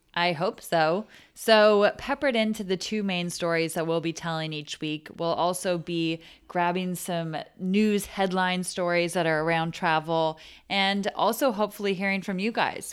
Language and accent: English; Menlo Park, California, United States; I am from Menlo Park, California